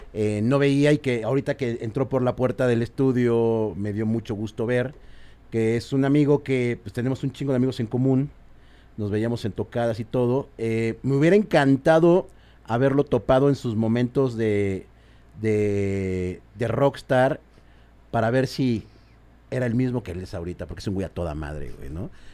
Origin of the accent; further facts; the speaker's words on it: Mexico; sí somos así los mexicanos